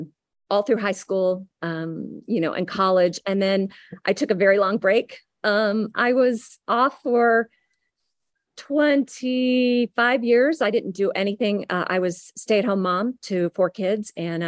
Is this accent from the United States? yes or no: yes; Texas, United States; I was born in the Panhandle, lived in Austin, Southern Texas. I lived in Del Rio, Galveston, kind of moved around quite a bit.